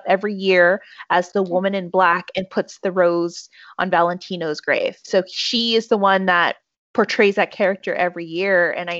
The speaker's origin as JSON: {"language": "English", "town": "Dallas", "region": "Texas", "country": "United States", "said": "Hey, y'all. … I'm from Dallas, Texas."}